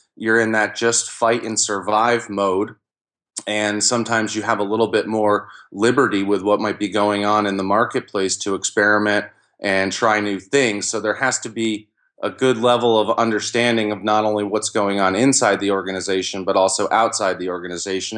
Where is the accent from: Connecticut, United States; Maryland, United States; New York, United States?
New York, United States; Albany; I grew up in the Albany, New York area